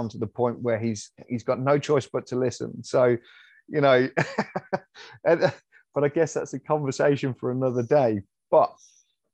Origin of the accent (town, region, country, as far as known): United Kingdom